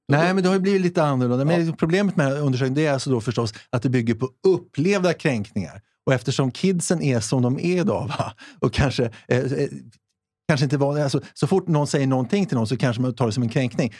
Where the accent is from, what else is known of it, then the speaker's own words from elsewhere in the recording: Sweden; vi är ju svenskar ändå